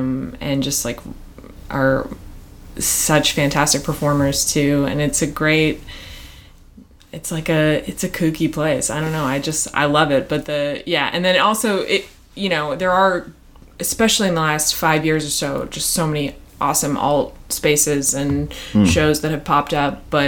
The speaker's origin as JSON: {"language": "English", "town": "Medfield", "region": "Massachusetts", "country": "United States", "tie": "born or raised there", "also_born_or_lived": "Brookline, Massachusetts / Baltimore / Boston", "said": "I lived in Massachusetts for almost all of my life. So I grew up in Medfield, Massachusetts, which is like 40 minutes outside of Boston."}